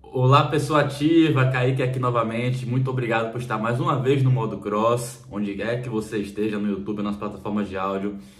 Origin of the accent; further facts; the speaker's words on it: Bahia, Brazil; sou da Bahia